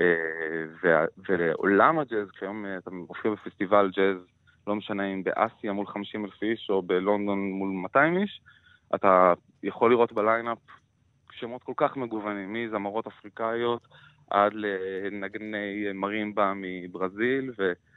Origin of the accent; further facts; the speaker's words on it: Jerusalem, Jerusalem District, Israel; moved away as an adult; also born or lived in Tel Aviv; קטמון שאני גדלתי בה הייתה מקום מאוד מעניין